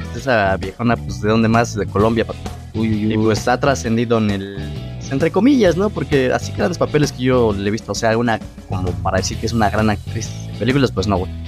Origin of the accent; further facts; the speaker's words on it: Mexico; el mexicano tenemos esa parte